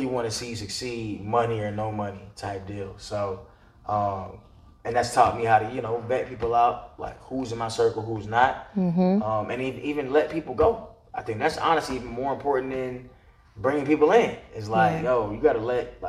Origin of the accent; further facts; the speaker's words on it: Atlanta, Georgia, United States; also born or lived in Stone Mountain; born and raised in Atlanta, Northside Hospital.